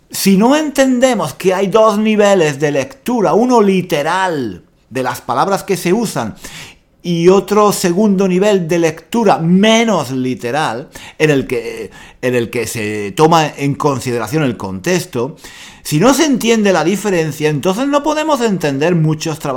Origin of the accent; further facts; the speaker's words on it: Spain; esta persona que no es de España, no es de España, me está diciendo a mí que soy español